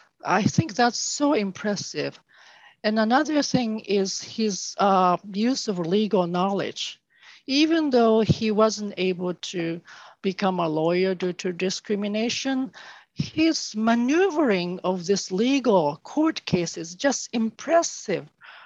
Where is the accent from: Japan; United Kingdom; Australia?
Japan; now in United States; As Issei, I came directly from Japan. So I wasn't born in the United States